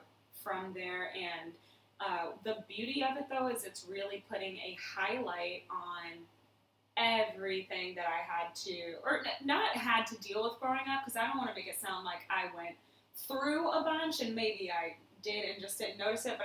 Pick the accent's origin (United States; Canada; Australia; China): United States; Louisville, Kentucky; Kentucky is my home state. I am from Louisville.